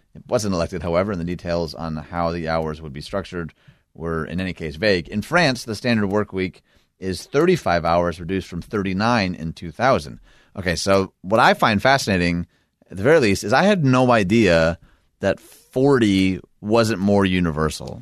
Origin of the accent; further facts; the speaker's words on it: Detroit, Michigan, United States; my hometown of Detroit